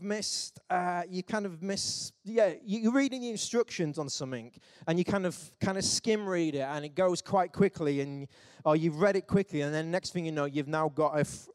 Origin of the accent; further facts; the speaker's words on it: England, United Kingdom; we're English